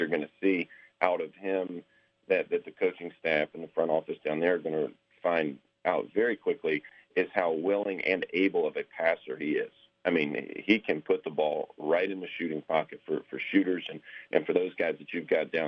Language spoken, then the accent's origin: English; Winston-Salem, North Carolina, United States; born or raised there